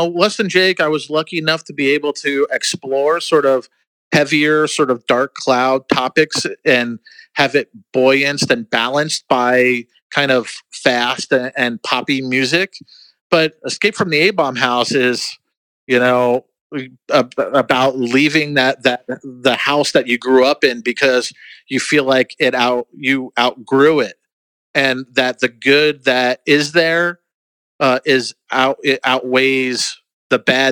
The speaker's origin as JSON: {"language": "English", "region": "New Jersey", "country": "United States", "tie": "born or raised there", "said": "I grew up in New Jersey and saw shows there."}